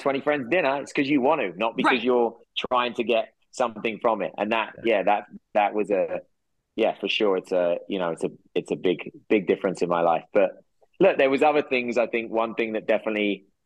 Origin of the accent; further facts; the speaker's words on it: England, United Kingdom; moved away; I go back to my hometown